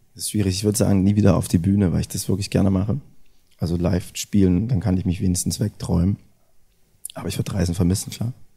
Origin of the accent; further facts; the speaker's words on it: Erfurt, Thuringia, Germany; das ist ja meine Heimatstadt